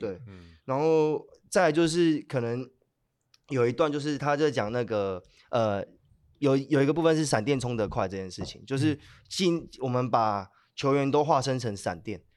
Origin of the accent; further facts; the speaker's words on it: Hualien, Hualien County, Taiwan; 因为我是，我是花莲人，那我自己跟莫展跟一些老舍的，就是花莲的一些音乐人，就有些都是高中就认识